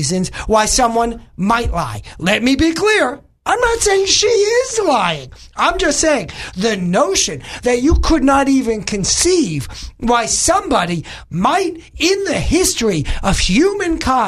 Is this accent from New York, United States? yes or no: yes; New York, United States; now in Little Rock, United States; I'm originally from New York